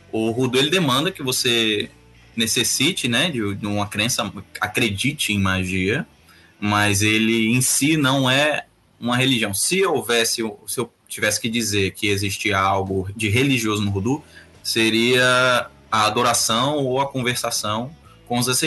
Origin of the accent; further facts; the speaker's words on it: Rio de Janeiro, Brazil; now in Fortaleza, Brazil; E mas cresci no Rio de Janeiro. Comecei minhas magias no Rio de Janeiro, na adolescência lá no Rio.